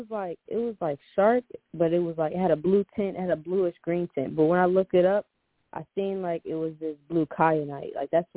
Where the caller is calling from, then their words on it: Charlotte, North Carolina, United States; I stay like in around the Charlotte area.